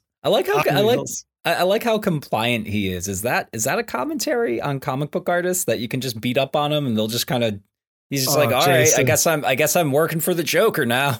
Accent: Highland Park, Illinois, United States; I'm from Gotham Pines, like freaking like suburban Chicago, like Highland Park, you know, like from Illinois and like I didn't live in the city proper.

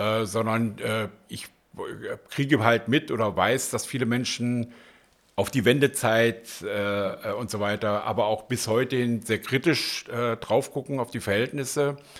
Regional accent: North Hesse, Germany; moved away as an adult; also born or lived in Wuppertal / Aachen / Berlin; geboren und aufgewachsen bin ich in Nordhessen.

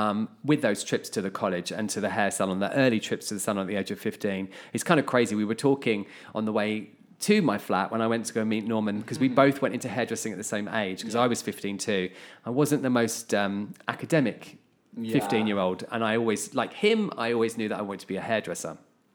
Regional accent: Hertfordshire, East of England, United Kingdom; Strangely, because we obviously are sisters, I am from Hertfordshire too.

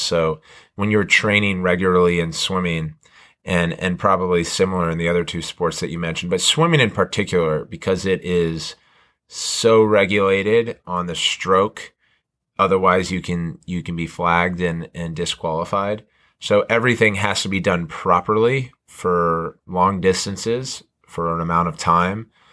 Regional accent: Montgomery County, Maryland, United States; growing up in Montgomery County

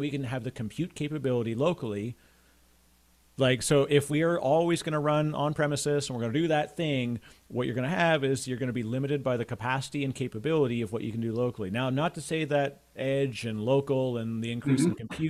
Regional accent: Canada; I'm Canadian

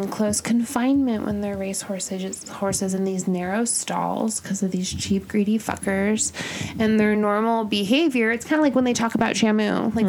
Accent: La Jolla, California, United States; I'm from La Jolla.

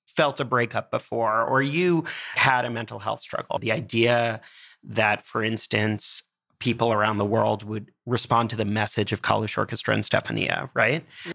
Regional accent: United States; Being an American

